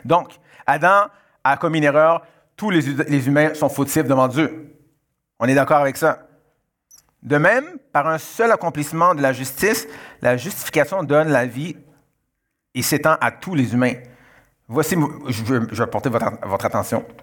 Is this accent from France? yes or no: no; Canada; born there; je suis, euh, euh, d'origine haïtienne, je suis né au Canada, mais je suis d'origine haïtienne.